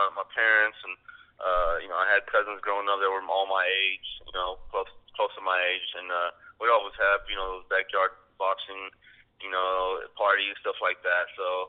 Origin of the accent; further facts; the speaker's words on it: Chicago, Illinois, United States; also born or lived in Las Vegas, United States; now in Oklahoma City, United States; I'm originally from Chicago, and then from Chicago I moved to Oklahoma. From Oklahoma I moved to Vegas. From Vegas moved back to Oklahoma. So I'm in Oklahoma City now.